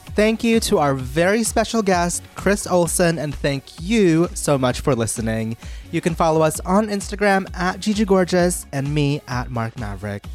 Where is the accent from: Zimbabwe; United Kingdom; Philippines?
Philippines; I grew up in the Philippines and my parents put me in, um, public speaking classes since I was four